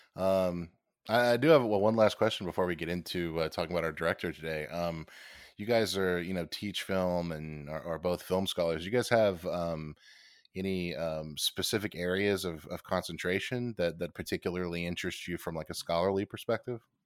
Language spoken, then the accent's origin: English; United States; I am an American